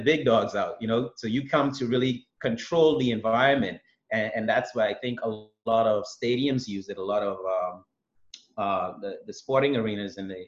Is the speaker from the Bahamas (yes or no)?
yes; Bahamas; I'm from the Bahamas